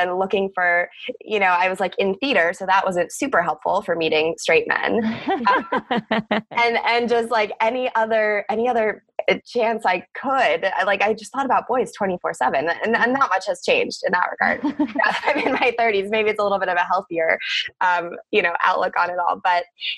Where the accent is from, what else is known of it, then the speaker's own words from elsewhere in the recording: Cleveland, Ohio, United States; I was born in Cleveland, Ohio. That's where I grew up